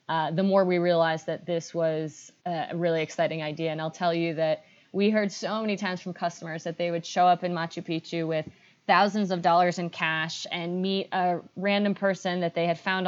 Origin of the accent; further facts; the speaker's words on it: New York, United States; also born or lived in northern Chile; I was initially born in the north of Chile. Actually, my mom's Chilean and my father's British. I grew up in New York